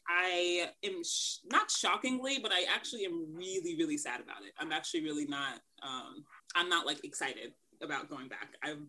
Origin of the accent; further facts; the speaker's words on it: Kansas City, Missouri, United States; moved away as an adult; also born or lived in New York; I'm born and raised in Kansas City. So that's something important to know about me. I will be living in New York by the time this probably airs, but I'm from Kansas City. I've been enjoying Kansas City for the last 9 months because of COVID